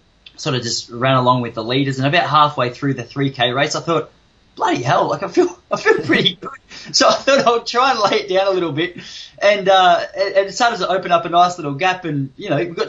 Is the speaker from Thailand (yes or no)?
no; Traralgon, Victoria, Australia; also born or lived in Western Australia; I was born in Traralgon, down in Gippsland. Then when I was about 8, Mum and I moved over to WA, which is where that running career started. Then I moved back to Traralgon in Victoria when I was about 13 or 14